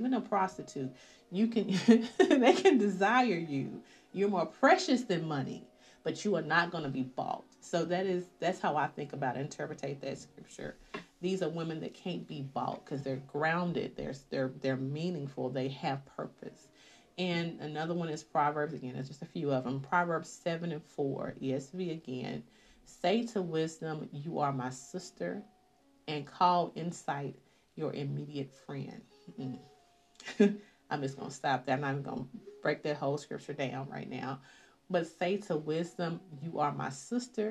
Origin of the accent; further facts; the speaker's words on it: the South, United States; I'm from the South